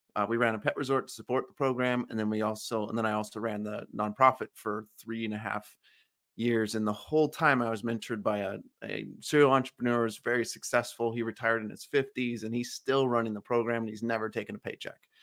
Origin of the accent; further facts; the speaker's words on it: California, United States; I grew up in California on an orange farm